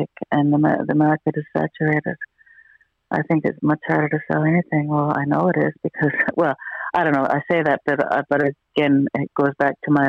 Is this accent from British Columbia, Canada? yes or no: no; Newfoundland and Labrador, Canada; now in St. John's, Canada; I'm from Central Newfoundland